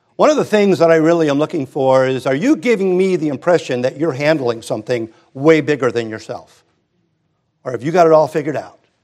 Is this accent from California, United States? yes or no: yes; Hermosa Beach, California, United States; grew up in Hermosa and Redondo